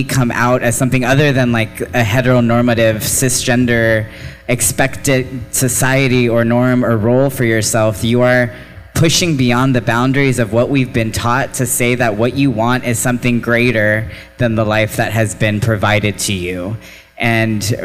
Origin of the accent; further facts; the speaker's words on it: Texas, United States; I have been a lifelong Texan, so I identify as a lifelong Texan, a first-generation Texan, and also a first-generation immigrant because my family moved here from Mexico